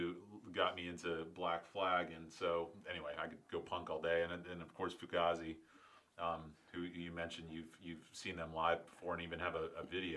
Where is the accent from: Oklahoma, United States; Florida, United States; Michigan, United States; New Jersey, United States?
Florida, United States; St. Petersburg; I grew up in St. Pete. I went to St. Pete High for 2 years and Northeast High for 2 years.